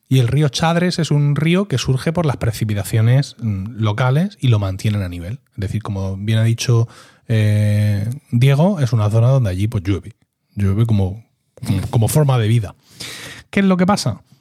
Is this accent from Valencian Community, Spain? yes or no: no; Region of Murcia, Spain; como murciano